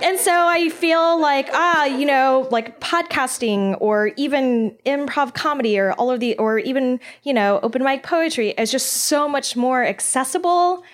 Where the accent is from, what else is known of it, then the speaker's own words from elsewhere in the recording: Texas, United States; I'm pretty Texan.